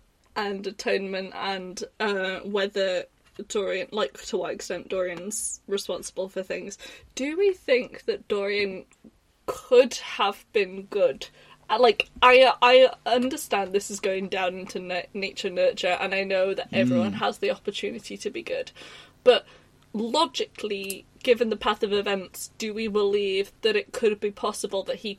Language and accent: English; England, United Kingdom; I'm English.